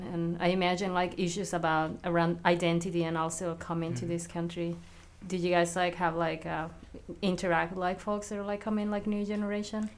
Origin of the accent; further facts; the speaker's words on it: Mexico; now in Philadelphia, United States; I'm also immigrant, but I'm from Mexico